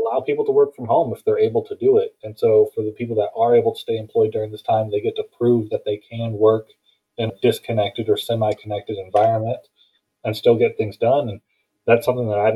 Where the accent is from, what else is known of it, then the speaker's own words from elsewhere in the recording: Houston, Texas, United States; moved away; also born or lived in Phoenix, Arizona; Originally, I'm from Phoenix, but I've been in the Houston area most of my life